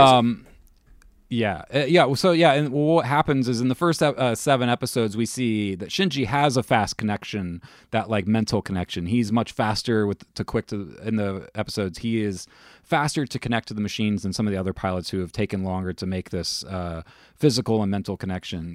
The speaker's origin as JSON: {"language": "English", "country": "United States", "said": "being an American used to Disney"}